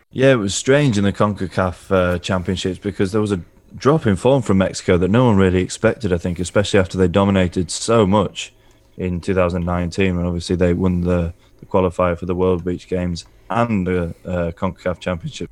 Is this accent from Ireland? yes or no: no; England, United Kingdom; as an Englishman